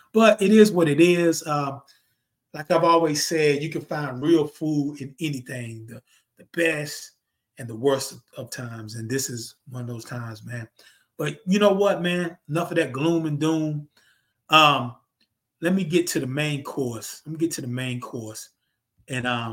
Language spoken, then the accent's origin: English; North Carolina, United States; I'm from North Carolina